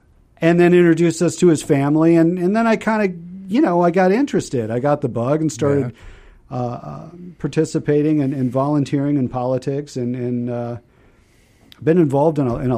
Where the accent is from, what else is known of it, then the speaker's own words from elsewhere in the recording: South Dakota, United States; moved away as an adult; also born or lived in Minnesota / Virginia Beach, Virginia / Mississippi; now in Suwanee, United States; I grew up in South Dakota.